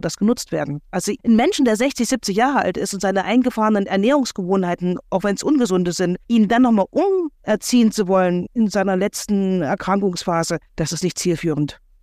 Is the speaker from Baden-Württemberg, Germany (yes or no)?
no; Thuringia, Germany; bei uns in Thüringen